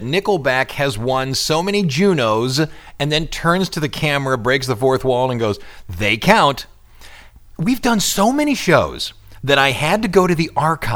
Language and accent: English; Cleveland, Ohio, United States; I lived up in Cleveland as I was growing up